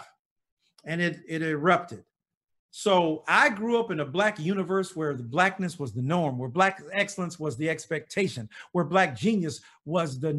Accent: Detroit, Michigan, United States; growing up in Detroit was magical

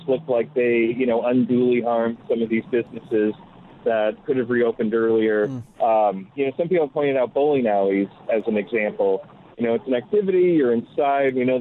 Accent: New York, United States; I'm a New Yorker.

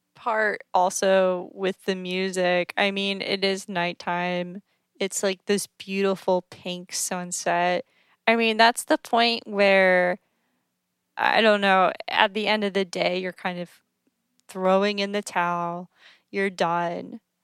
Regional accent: East Coast, United States; being on the East Coast and also growing up on the East Coast

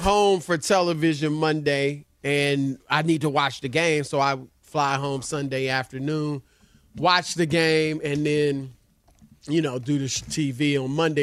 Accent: Indianapolis, Indiana, United States; moved away; as a kid growing up in Indianapolis

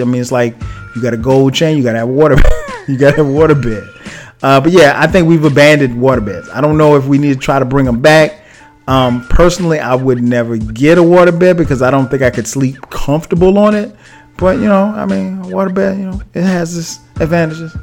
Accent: Florence, South Carolina, United States; my hometown, Florence, South Carolina

